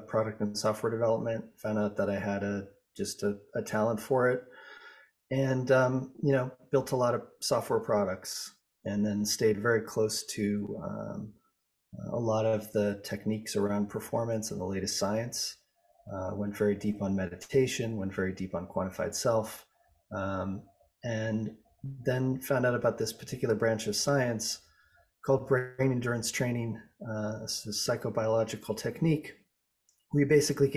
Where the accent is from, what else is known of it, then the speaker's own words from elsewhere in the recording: Boulder, Colorado, United States; I grew up in Boulder, Colorado